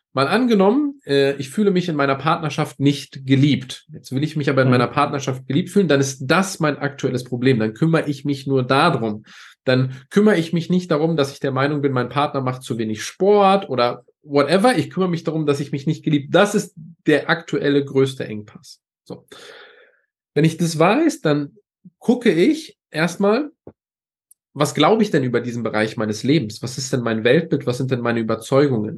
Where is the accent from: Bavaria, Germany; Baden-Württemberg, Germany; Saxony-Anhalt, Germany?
Saxony-Anhalt, Germany; a small village near Bitterfeld; ich bin in Ostdeutschland geboren, in einem ganz, ganz kleinen Dorf ähm, neben Bitterfeld